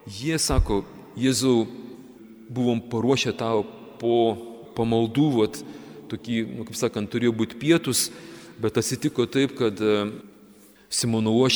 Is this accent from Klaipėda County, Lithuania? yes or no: yes; Kretinga, Klaipėda County, Lithuania; mes, žemaičiai, kretingiškiai